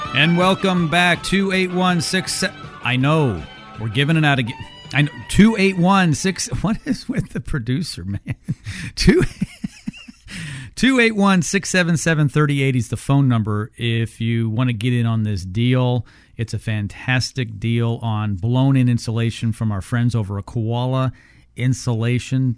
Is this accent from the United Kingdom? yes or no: no; Canada; now in United States; I grew up up north. I grew up in Canada